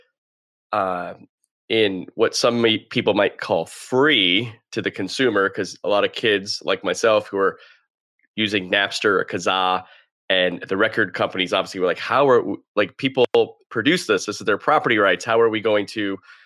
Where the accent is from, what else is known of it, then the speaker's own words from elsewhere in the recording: Fort Lauderdale, Florida, United States; I grew up in Fort Lauderdale